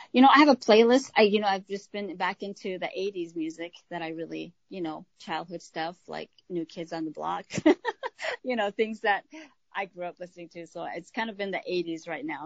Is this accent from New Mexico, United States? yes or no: yes; New Mexico, United States; moved away as an adult; now in Minnesota, United States; I grew up in New Mexico